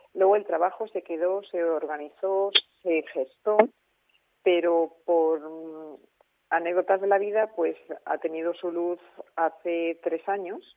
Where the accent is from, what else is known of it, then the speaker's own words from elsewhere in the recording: Alicante, Valencian Community, Spain; now in Madrid, Spain; yo soy de Alicante, lo único que llevo ya muchísimos años viviendo en Madrid